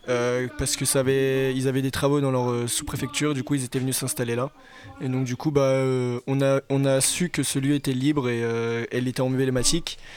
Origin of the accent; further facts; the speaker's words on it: Saint-Nazaire, Pays de la Loire, France; je viens de Saint-Nazaire.